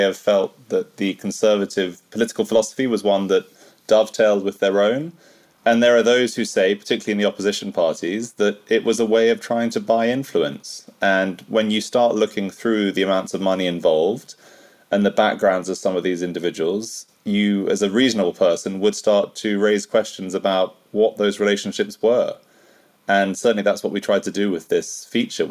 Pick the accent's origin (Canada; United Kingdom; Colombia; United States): United Kingdom; as a Brit